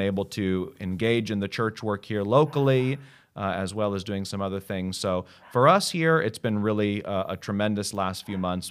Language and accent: English; United States; moved away as an adult; now in Australia; I'm American. I love America